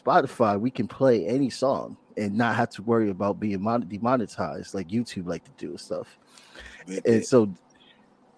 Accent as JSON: {"language": "English", "town": "Bridgeport", "region": "Connecticut", "country": "United States", "tie": "born or raised there", "also_born_or_lived": "North Carolina", "said": "I was raised in Bridgeport, Connecticut"}